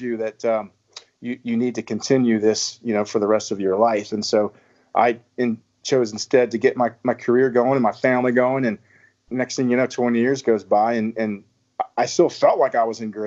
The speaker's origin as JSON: {"language": "English", "region": "Virginia", "country": "United States", "also_born_or_lived": "South Texas", "moved": "as an adult", "lives_now": "Texas, United States", "said": "I'm from Virginia. Originally, I've been in Texas with my wife and three kids for, heck, the last, I guess, dozen or so years now"}